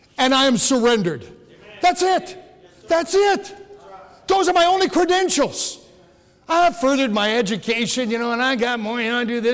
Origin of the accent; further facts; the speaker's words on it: Upper Peninsula, Michigan, United States; I was born and raised here